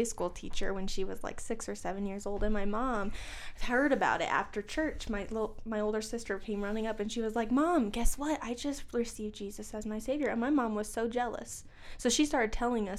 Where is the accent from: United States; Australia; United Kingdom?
United States; Florida; moved away as an adult; now in Missouri, United States; I'm originally from Florida, and I moved to Missouri when I was 18 years old